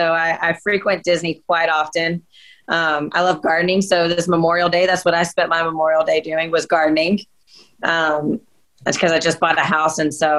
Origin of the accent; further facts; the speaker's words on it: Scotland, United Kingdom; I'm Scottish. So, and that's actually filmed where my family lives in Scotland.